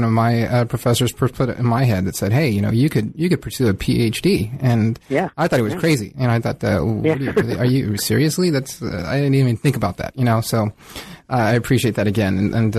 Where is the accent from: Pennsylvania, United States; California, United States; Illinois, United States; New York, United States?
California, United States; also born or lived in Mountain West; I remember I grew up in Southern California as well. And it wasn't until I left Southern California for a few years.